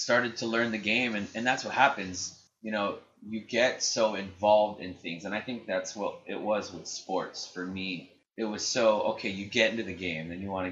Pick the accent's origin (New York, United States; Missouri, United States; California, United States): California, United States; San Diego; I didn't grow up in Chicago. I grew up in San Diego.